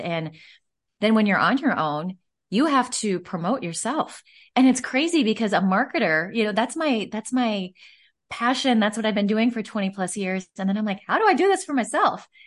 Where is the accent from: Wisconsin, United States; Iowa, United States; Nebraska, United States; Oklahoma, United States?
Nebraska, United States; Omaha; I, uh, am born and raised in Omaha, Nebraska, and so that's where I'm from, that's where my roots are